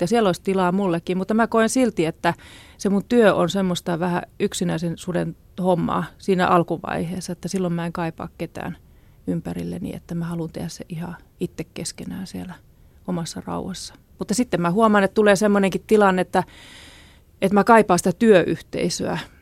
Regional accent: Ostrobothnia, Finland; Mä oon syntynyt Pohjanmaalla lakeuksilla

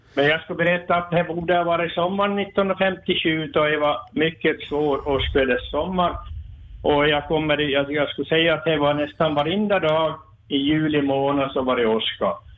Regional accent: Forsby, Sweden; jag är från Forsby här.

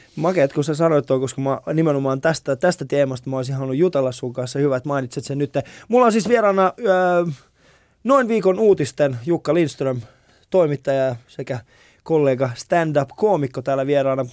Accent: Vantaa, Uusimaa, Finland; mä oon kasvanut siis Koivukylän, mä oon hengailu eniten Koivikylässä

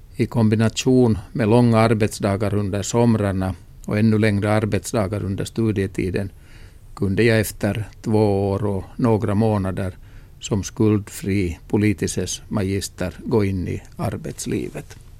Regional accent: Kokkola, Central Ostrobothnia, Finland; i min hemstad Gamla Karleby

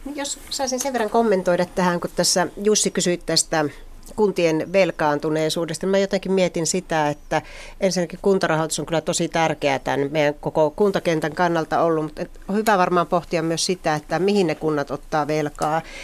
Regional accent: Joensuu, North Karelia, Finland; minun kotikaupunkini Joensuu

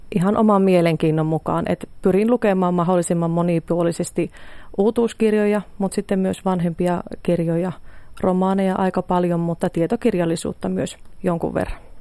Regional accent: Pielavesi, North Savo, Finland; lähtöisin olen Pielavedeltä maatilalta

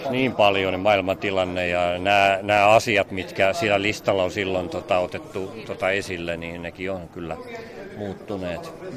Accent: Pori, Satakunta, Finland; Itsekin olen Porista

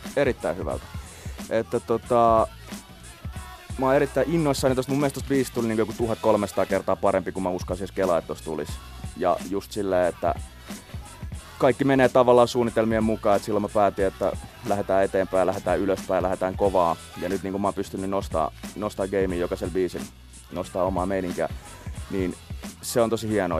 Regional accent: Helsinki, Uusimaa, Finland; also born or lived in Itäkeskus; mä tuun Itä-Helsingistä

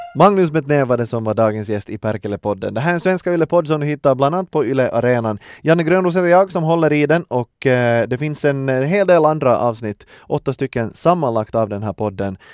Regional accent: Finland; vi finlandssvenskar

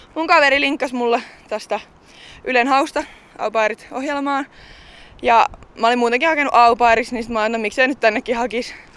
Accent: Hämeenlinna, Kanta-Häme, Finland; Hämeenlinna, mistä mä itse olen kotoisin

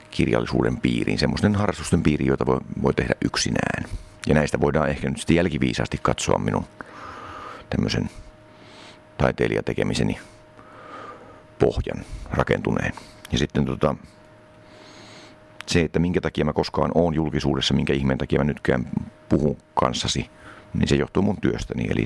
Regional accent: Finland; also born or lived in East Germany; mä synnyin DDRssä, josta muutettiin tänne Suomeen. Mä oon siis suomalaisista vanhemmista kuitenkin. Siinä vaiheessa, kun mä olin aika tarkkaan kolme vanha.

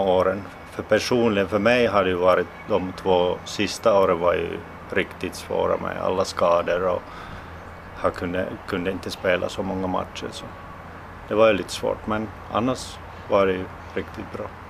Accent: Finland; also born or lived in Russia; när jag flyttade från, från Ryssland tillbaks till Finland

